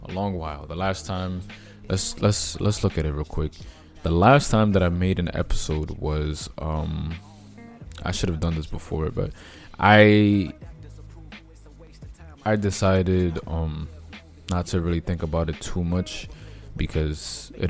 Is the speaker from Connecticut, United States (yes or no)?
no; New York, United States; I'm from New York